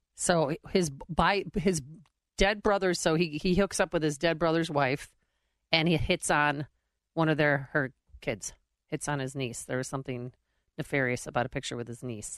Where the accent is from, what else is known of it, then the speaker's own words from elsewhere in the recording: Chicago, Illinois, United States; I'm from Chicago